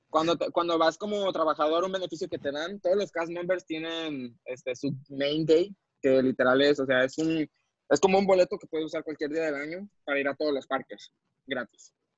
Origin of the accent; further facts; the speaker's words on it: Mexico; como mexicano